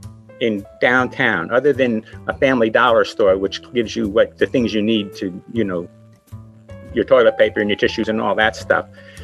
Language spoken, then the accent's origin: English; Liberty, New York, United States; I was born in Liberty, raised in Liberty, went to Liberty Central School, graduated in 1969.